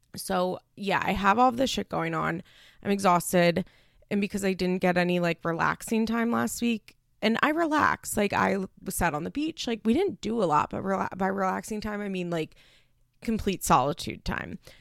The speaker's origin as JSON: {"language": "English", "town": "Philadelphia", "region": "Pennsylvania", "country": "United States", "also_born_or_lived": "Baltimore suburbs, Maryland", "said": "I'm from the Philadelphia suburbs"}